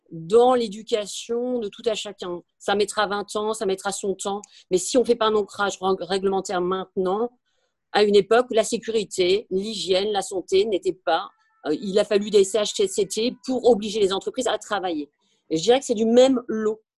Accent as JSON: {"language": "French", "country": "France", "said": "comme nous sommes français, nous sommes latins"}